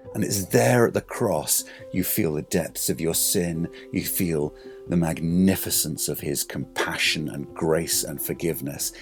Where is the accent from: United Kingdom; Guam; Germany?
United Kingdom; England; I'm English.